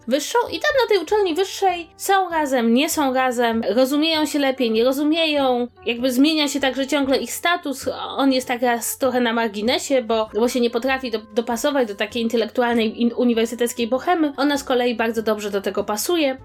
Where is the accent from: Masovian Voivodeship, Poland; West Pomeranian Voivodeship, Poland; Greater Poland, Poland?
Masovian Voivodeship, Poland; Warsaw; jestem z Warszawy i tu mam rodzinę